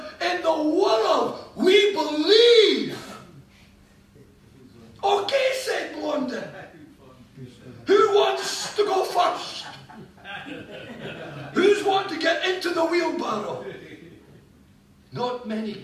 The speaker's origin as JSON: {"language": "English", "region": "Scotland", "country": "United Kingdom", "said": "I am a citizen of this nation, our beloved land, Scotland. I'm Scottish."}